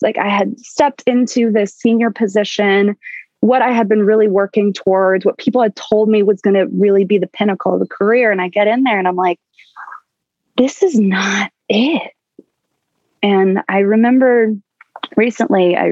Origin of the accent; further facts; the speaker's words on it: Baltimore, Maryland, United States; I grew up in Baltimore, Maryland.